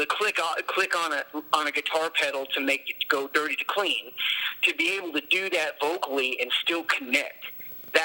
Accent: near Peru, Indiana, United States; also born or lived in Logansport, Indiana; our central is in Peru, and it's not very, it's the closest to my hometown

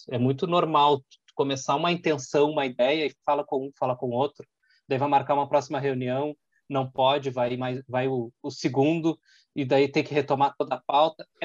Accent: Porto Alegre, Rio Grande do Sul, Brazil; moved away as an adult; now in Caxias do Sul, Brazil; Eu sou porto-alegrense, vivi até três, quatro anos atrás, estava em Porto Alegre vivendo esse mundo.

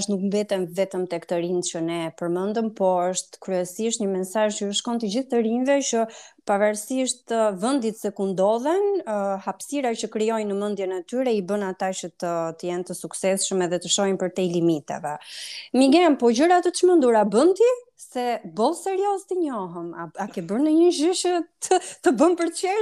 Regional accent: Pogradec, Korçë County, Albania; ti edhe unë jemi nga Pogradeci dhe uh, e duam shumë atë qytet dhe e shohim pjesën pozitive dhe negative të tij në në çdo hap të jetës tonë, së fundi aty jemi lindur edhe kemi marrë një formim të caktuar.

